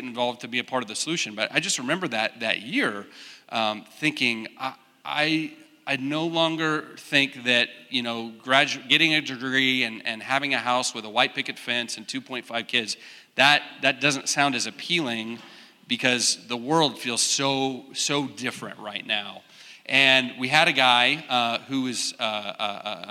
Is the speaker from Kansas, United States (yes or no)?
yes; Wichita, Kansas, United States; I grew up in Wichita. So I'm Kansas, born and raised, and came to K-State in 1997